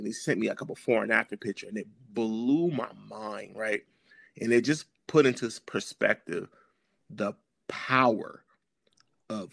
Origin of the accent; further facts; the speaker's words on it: Los Angeles, California, United States; I'm from South Central LA, so I'm a graffiti kid.